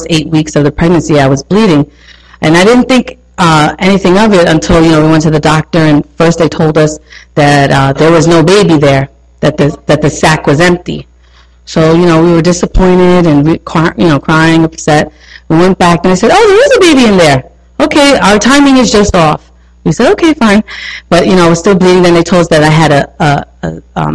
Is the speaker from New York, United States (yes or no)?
yes; New York, United States; accent: New York; I'm a New Yorker, so if you don't understand something, my accent is heavy